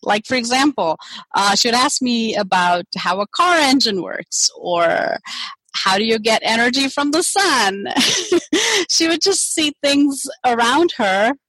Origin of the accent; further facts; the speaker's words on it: India; moved away as an adult; also born or lived in Germany; now in United States; I grew up in India